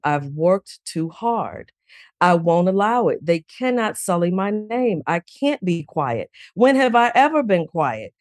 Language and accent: English; Chicago, Illinois, United States; growing up in Chicago on the South Side